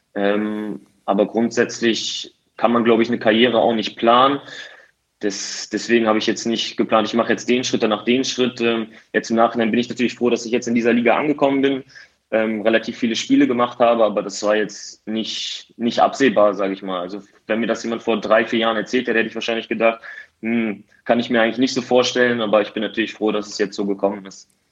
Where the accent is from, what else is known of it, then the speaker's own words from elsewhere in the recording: Osnabrück, Lower Saxony, Germany; also born or lived in Halle; wieder nach Osnabrück zu kehren. Ähm, zumal es meine Heimat ist